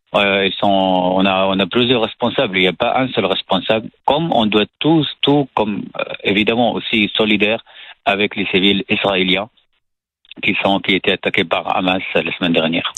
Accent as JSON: {"language": "French", "country": "Syria", "tie": "born or raised there", "second_language": "French", "moved": "as an adult", "lives_now": "France", "said": "je suis né en Syrie, dans, dans une famille salafiste"}